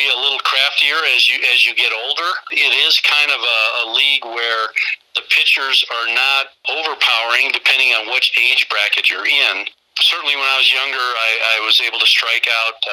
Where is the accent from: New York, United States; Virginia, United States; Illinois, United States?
Illinois, United States; Granville; growing up in Granville, living two blocks from the park